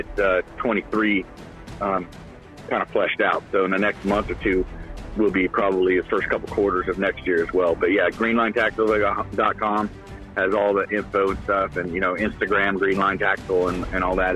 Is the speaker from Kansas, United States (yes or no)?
no; California, United States; moved away; California is my home state